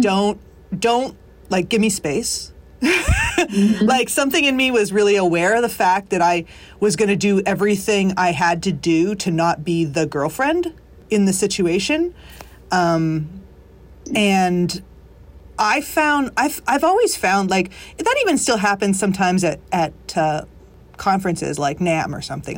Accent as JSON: {"language": "English", "country": "Canada", "moved": "as an adult", "lives_now": "Nashville, United States", "said": "we're both from Canada"}